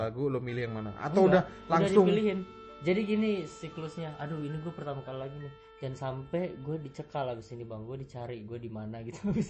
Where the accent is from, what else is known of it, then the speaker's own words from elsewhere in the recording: Makassar, South Sulawesi, Indonesia; oh kita Makassar dua-duanya harus lolos nih